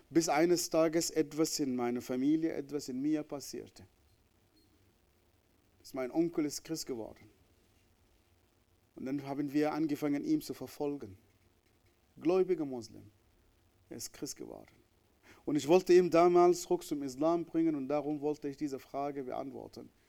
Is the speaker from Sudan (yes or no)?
yes; Northern, Sudan; born there; Wie ich am Anfang gesagt habe, ich bin im Nordsudan geboren, in diese, diese islamische Gesellschaft, wo ich Menschen gehasst habe.